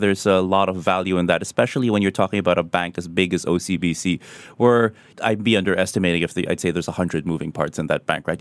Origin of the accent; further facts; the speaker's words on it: Philippines; moved away; in my home country, the Philippines